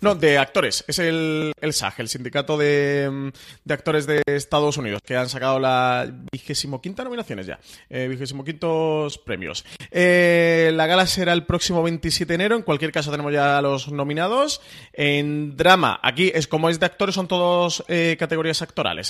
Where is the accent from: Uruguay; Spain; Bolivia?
Spain; Mediterranean coast; Somos gente del Mediterráneo